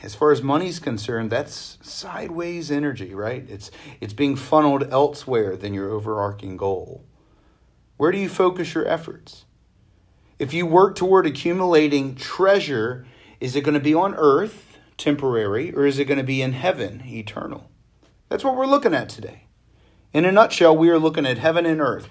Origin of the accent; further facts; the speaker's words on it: Virginia Beach, Virginia, United States; I grew up in Virginia Beach